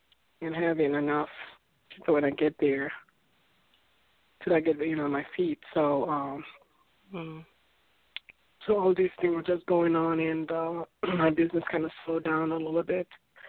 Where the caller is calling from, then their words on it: Florida, United States; I'm coming from Florida.